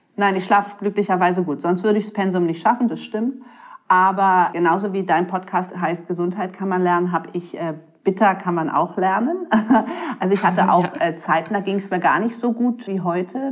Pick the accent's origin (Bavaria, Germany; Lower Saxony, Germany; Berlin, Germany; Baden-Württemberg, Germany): Berlin, Germany; ich bin ein Berliner Junkfood-Mädchen mit Currywurst und Pommes